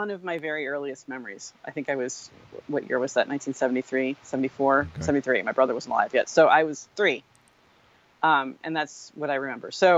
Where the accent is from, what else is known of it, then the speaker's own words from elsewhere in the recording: Stamford, Connecticut, United States; moved away; I grew up in Connecticut